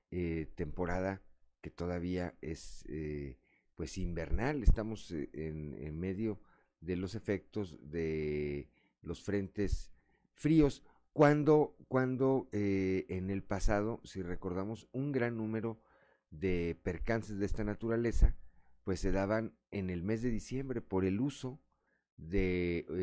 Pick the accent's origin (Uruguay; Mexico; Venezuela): Mexico; me parece que parte de la cultura de nosotros como mexicanos no tenemos una cultura de protección civil.